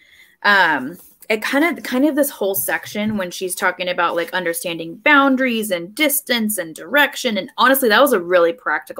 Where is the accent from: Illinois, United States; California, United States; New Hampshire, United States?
California, United States; moved away; born and raised in California